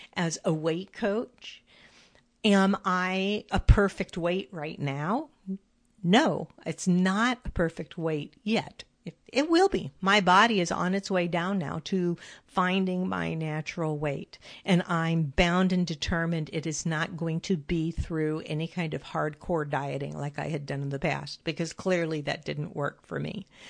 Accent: California, United States; moved away as an adult; When I lived in California, which I still consider my home, I was raised in California.

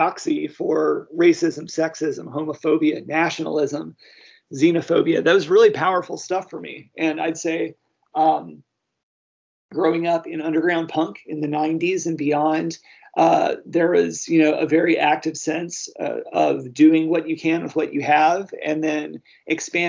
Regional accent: the South, United States; I grew up in the South in the 80s and my parents are Southern

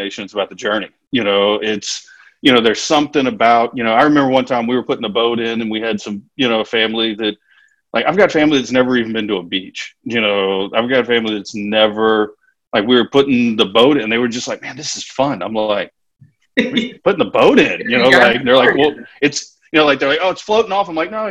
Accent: Louisiana, United States

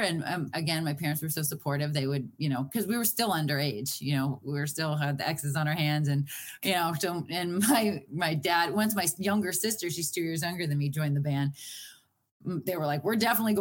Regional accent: Boston, Massachusetts, United States; I'm from Boston

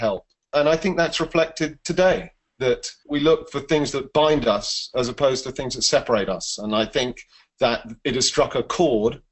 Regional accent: England, United Kingdom; accent: English; you can tell by my funny voice that I'm English

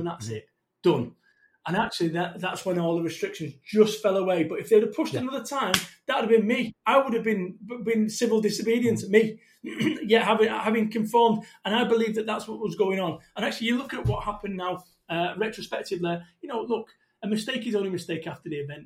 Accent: Salford, North West England, United Kingdom; I'm from Salford, Manchester.

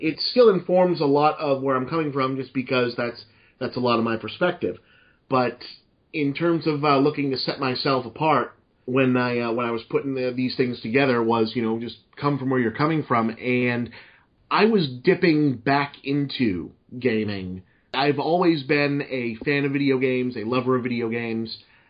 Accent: Massachusetts, United States; accent: Boston; slipping back into my normal Boston accent

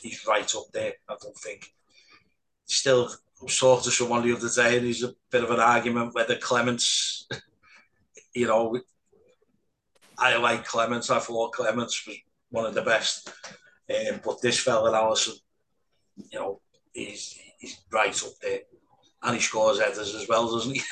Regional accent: Liverpool, North West England, United Kingdom; I, am born and bred in Anfield

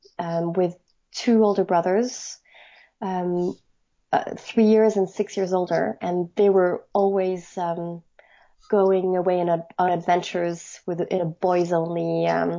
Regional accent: Paris, Île-de-France, France; moved away as an adult; also born or lived in Edinburgh, United Kingdom; now in London, United Kingdom; I'm French. I grew up in Paris

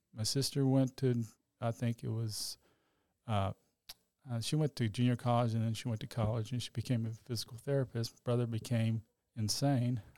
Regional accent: Dallas, Texas, United States; I grew up in Oak Cliff, grew up as Catholic

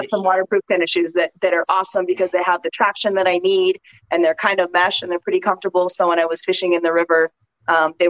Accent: California, United States; I'm from California

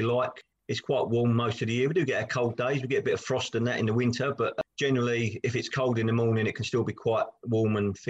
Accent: Chatham, South East England, United Kingdom; also born or lived in Gillingham; lived in Lordswood all my life. I was born in Gillingham, but moved there when I was 1 year old.

